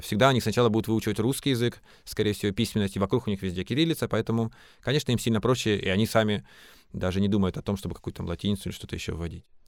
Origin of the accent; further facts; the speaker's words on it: Krasnoyarsk Krai, Russia; now in Moscow, Russia; Я сам вырос в горах в Красноярском крае